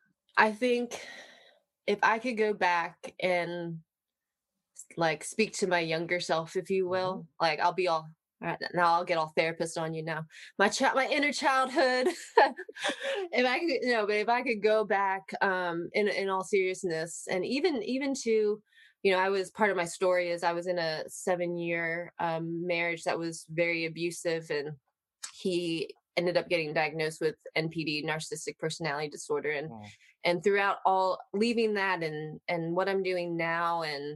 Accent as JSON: {"language": "English", "town": "Baltimore", "region": "Maryland", "country": "United States", "said": "I'm originally from Baltimore, Maryland"}